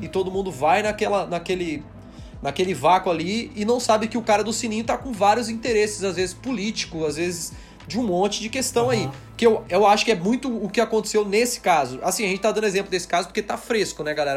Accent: Brazil; nós somos brasileiros aqui, então a gente tem nosso, a nossa língua.

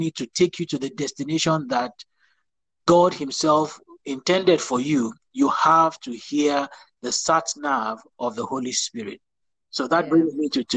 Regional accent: Nigeria; moved away as an adult; now in Milton Keynes, United Kingdom; I'm a Nigerian by birth, but I relocated to the United Kingdom a couple of years ago for ministry work

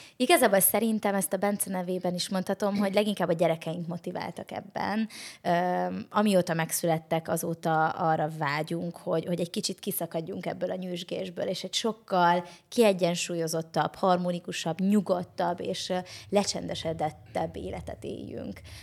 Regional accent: Hungary; Én vidéki lány vagyok

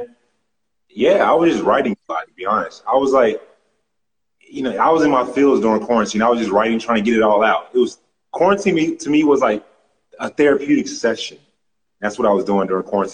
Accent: Grand Prairie, Texas, United States; I grew up in Grand Prairie, south, by way of Dallas, Texas

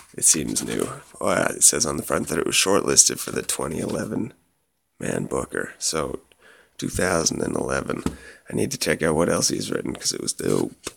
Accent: Canada; moved away; growing up in Canada, it's like the cowboy was the archetypal hero

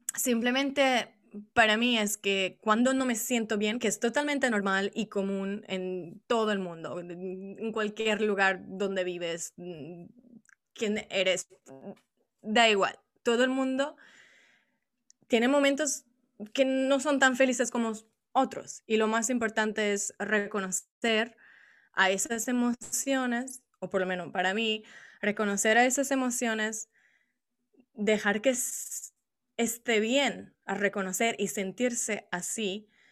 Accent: Italy; Spanish is a second language; originariamente soy italiana

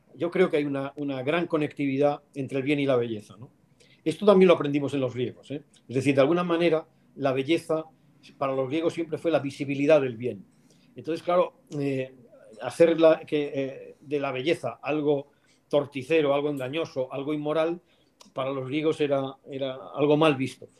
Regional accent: León, Castile and León, Spain; moved away as an adult; also born or lived in Salamanca; Yo soy de León, pero fui a estudiar a Salamanca

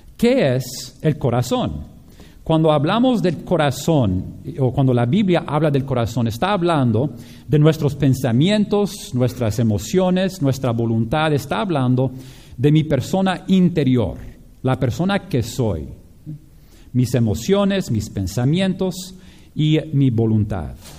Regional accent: Japan; moved away; yo crecí con esto por, en Japón

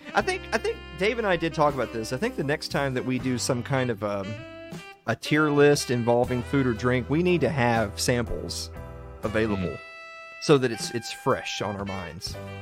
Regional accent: the South, United States; I'm from the South, and we have a place down here called Waffle House

